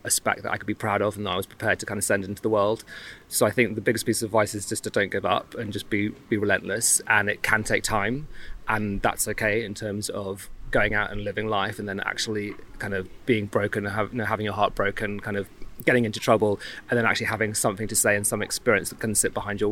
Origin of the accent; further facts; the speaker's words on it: Birmingham, West Midlands, United Kingdom; accent: Brummie; moved away as an adult; also born or lived in London / Canterbury; I grew up in Birmingham. So I'm a Brummie originally